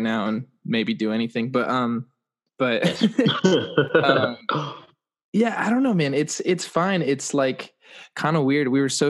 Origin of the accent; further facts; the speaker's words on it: San Diego, California, United States; now in Los Angeles, United States; I grew up in San Diego